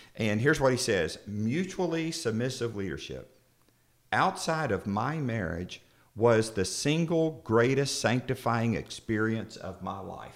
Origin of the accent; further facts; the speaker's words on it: Florida, United States; I'm from Florida.